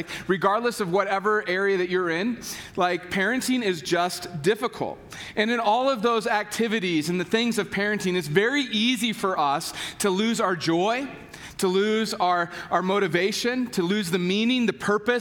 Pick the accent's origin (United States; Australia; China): United States; Kentucky; I am from Kentucky